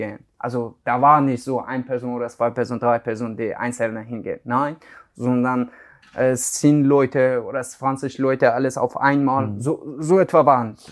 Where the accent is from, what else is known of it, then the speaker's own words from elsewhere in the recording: Iran; German is a second language; also born or lived in Afghanistan; now in Hamburg, Germany; ich komme aus Afghanistan, aber ich bin im Iran aufgewachsen